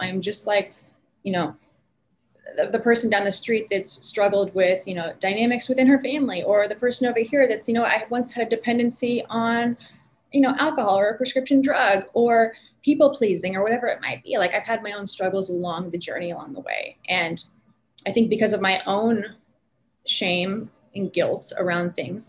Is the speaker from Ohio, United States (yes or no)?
no; Northern California, United States; also born or lived in San Francisco Bay Area; now in Southern California, United States; I grew up in Northern California. So I'm California born and bred